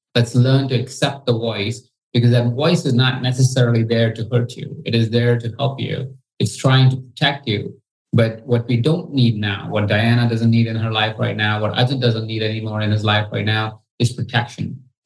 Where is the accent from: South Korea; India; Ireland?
India; I come from India